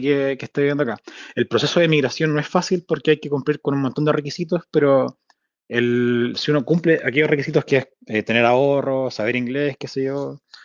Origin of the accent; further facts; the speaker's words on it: Santiago, Santiago Metropolitan Region, Chile; moved away as an adult; also born or lived in Spain / France / Sweden / Denmark; now in Whitehorse, Canada; yo nací en Santiago, la cordillera está ahí